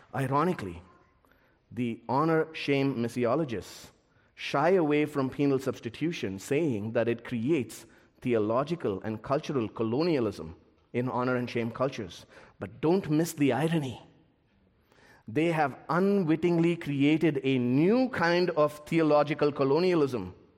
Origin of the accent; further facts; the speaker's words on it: India; my home country of India